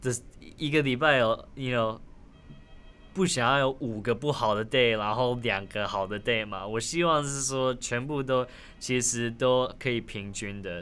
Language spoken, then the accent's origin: Chinese; Taiwan; first language Taiwanese Hokkien; Chinese is a second language; moved away; also born or lived in United States; 因为我小时候在台湾长大的